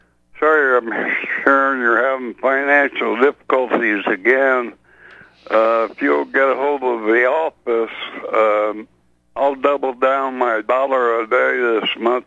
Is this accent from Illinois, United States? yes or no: yes; Champaign, Illinois, United States; born or raised there; moved away